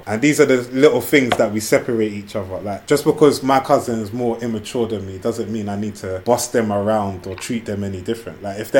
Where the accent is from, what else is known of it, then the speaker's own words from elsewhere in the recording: Jamaica; Obviously, I'm from the Caribbean as well, but my people were brought there.